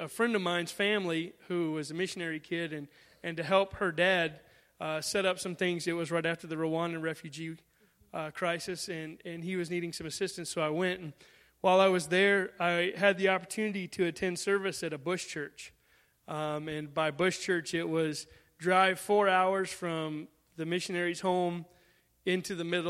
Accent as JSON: {"language": "English", "town": "Columbia", "country": "United States", "tie": "born or raised there", "also_born_or_lived": "Michigan", "said": "I grew up in Columbia, so I had already had some connections with the church."}